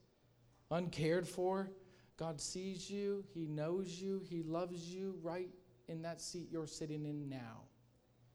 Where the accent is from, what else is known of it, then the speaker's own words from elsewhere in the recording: Michigan, United States; I'm from Michigan